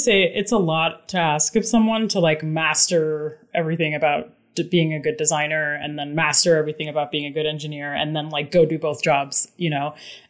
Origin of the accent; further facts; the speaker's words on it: Dubai, United Arab Emirates; moved away as an adult; also born or lived in New York City / Boston; now in Berkshires, United States; But yeah, I was born in New York City, moved to Dubai when I was a child, lived there for like 17 years, came back for college, like in the Boston area, have lived there since, and just recently moved out of the Boston area and into the Berkshires.